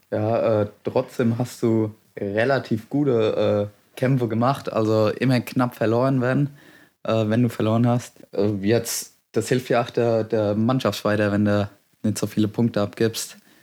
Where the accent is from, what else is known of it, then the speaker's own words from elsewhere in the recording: Westerngrund, Bavaria, Germany; Ich komme aus dem schönen Westerngrund, im Karlgrund.